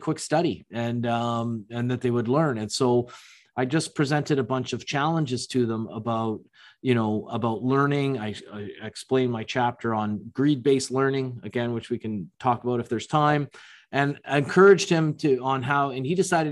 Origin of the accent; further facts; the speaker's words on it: Toronto, Ontario, Canada; I'm from Toronto